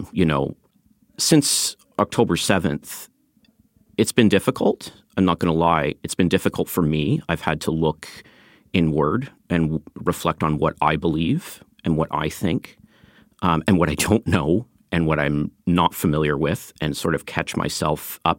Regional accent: Canada; No, I'm a Canadian. I've lived in Canada.

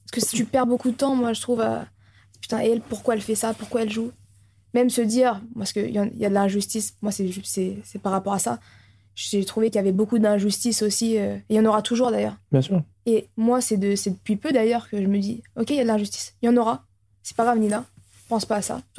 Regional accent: Orléans, Centre-Val de Loire, France; Je viens d'Orléans, c'est quoi ça

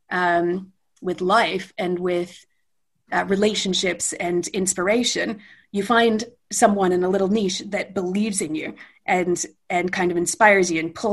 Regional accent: London, United Kingdom; I was born in London um, and lived there for

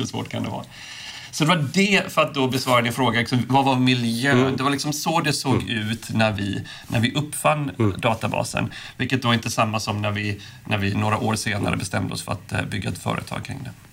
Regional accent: Påskallavik, Kalmar County, Sweden; moved away; also born or lived in Silicon Valley, United States; där jag är uppvuxen. Eller till och med utanför Oskarshamn, Påskalavik

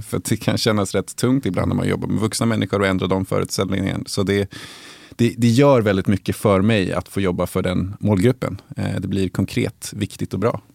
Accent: Uppsala, Uppsala County, Sweden; jag är uppvuxen i Salabacke

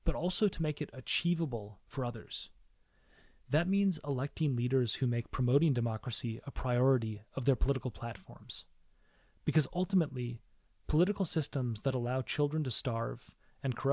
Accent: United States; I was born in the United States

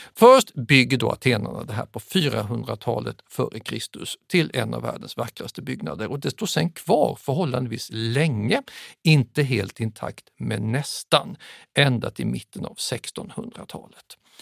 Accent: Sweden; som svensk

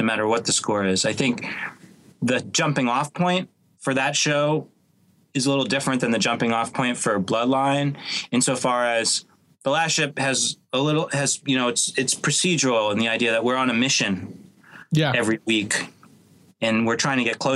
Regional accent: Boston, Massachusetts, United States; moved away as an adult; now in Los Angeles, United States; Got my start growing up in Boston as a piano player and playing in bands

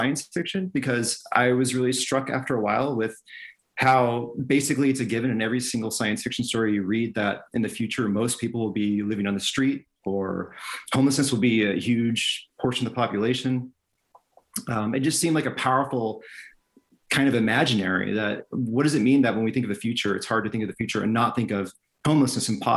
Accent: California, United States; moved away; I'm from California originally, in the States

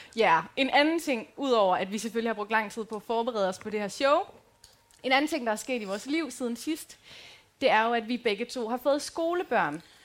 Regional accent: Aarhus, Central Denmark Region, Denmark; also born or lived in Aalborg; now in Djursland, Denmark; jeg er fra Rigskov

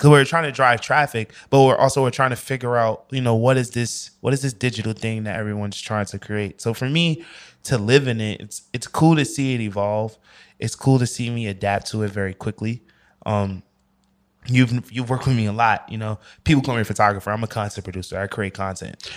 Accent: New York, United States; moved away as an adult; I'm from New York.

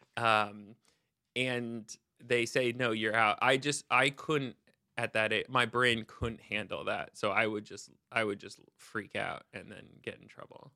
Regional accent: Seattle, Washington, United States; I grew up in Seattle

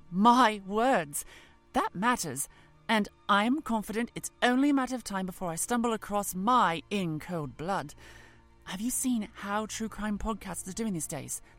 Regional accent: East of England, United Kingdom; I, I grew up in Norfolk, after all. My beaches were never sun-baked.

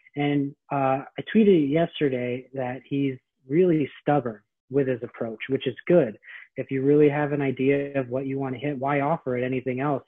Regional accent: San Francisco, California, United States; moved away as an adult; now in Philadelphia, United States; san francisco is my hometown i grew up there

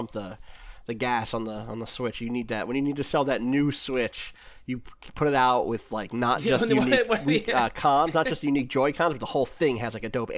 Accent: New Jersey, United States; also born or lived in Wilkes-Barre, Pennsylvania; So I'm from there, but I was raised in South Jersey. But I don't have there are a lot of South Jersey accent things that I don't have.

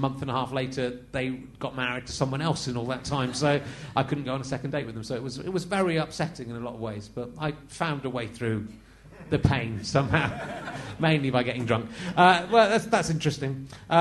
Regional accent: Somerset, South West England, United Kingdom; I grew up in Somerset

